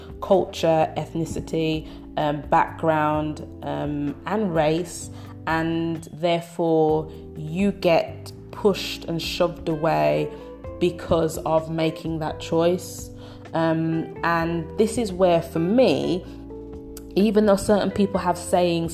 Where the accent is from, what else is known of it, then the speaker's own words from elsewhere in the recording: Birmingham, West Midlands, United Kingdom; I'm from Brumtown, I'm from Birmingham, UK